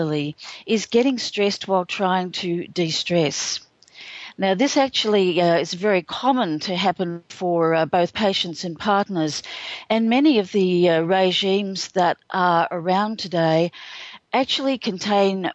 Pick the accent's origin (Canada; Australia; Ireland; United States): Australia; I'm an Australian